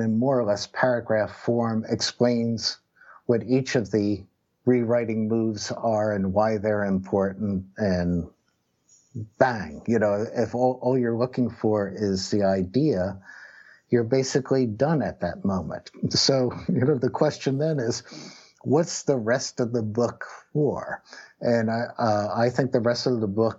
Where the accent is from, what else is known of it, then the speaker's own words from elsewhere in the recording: Philadelphia, Pennsylvania, United States; also born or lived in New Jersey; growing up in Philadelphia and New Jersey in the 1970s